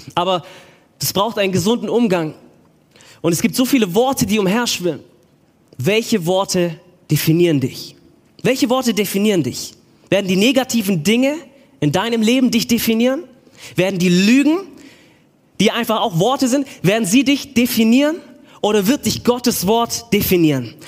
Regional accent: Stuttgart, Baden-Württemberg, Germany; ich bin aus Stuttgart

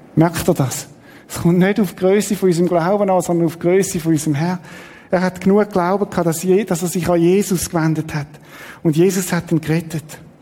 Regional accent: Switzerland; wir sind halt so als Schweizer

